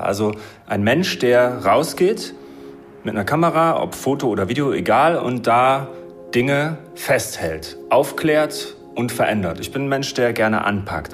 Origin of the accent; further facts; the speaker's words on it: Germany; Ich bin ja in der DDR aufgewachsen